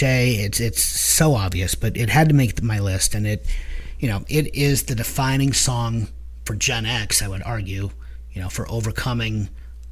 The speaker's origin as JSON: {"language": "English", "town": "Canton", "region": "Ohio", "country": "United States", "tie": "born or raised there", "said": "we are from the Akron Canton area, Northeast Ohio, and we are proud Bulldog graduates"}